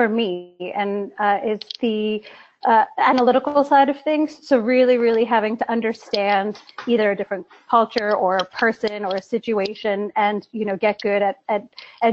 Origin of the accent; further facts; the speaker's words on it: New York, United States; moved away as an adult; now in London, United Kingdom; I'm American, a born and bred New Yorker